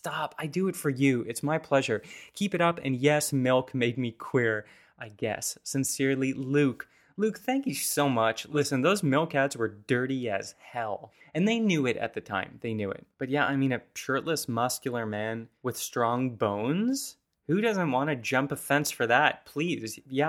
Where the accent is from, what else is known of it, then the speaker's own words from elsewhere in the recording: Saskatoon, Saskatchewan, Canada; distinct memory of there being a big billboard by one of the restaurants we frequented as a child growing up in Saskatoon.